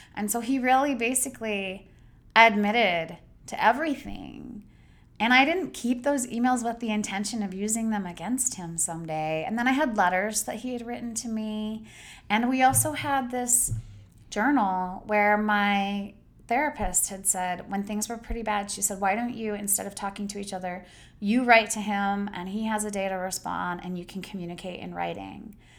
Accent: Idaho, United States; I grew up in Idaho, I grew up working class

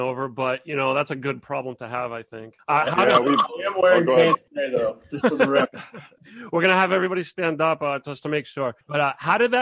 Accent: Boston, Massachusetts, United States; I am Boston born and bred.

